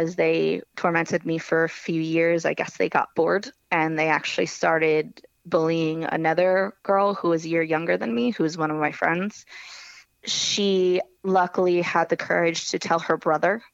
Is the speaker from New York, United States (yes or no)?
no; Howell, New Jersey, United States; I grew up in Howell, New Jersey